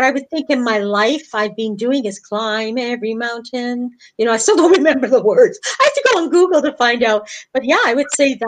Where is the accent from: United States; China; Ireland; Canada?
Canada; Winnipeg, Manitoba; first language English; moved away as an adult; also born or lived in Europe; I was born and raised in Canada, Winnipeg.